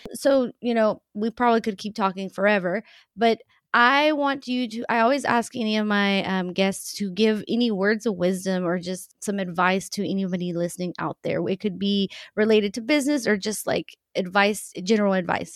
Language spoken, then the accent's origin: English; central Texas, United States; born or raised there; also born or lived in Mexico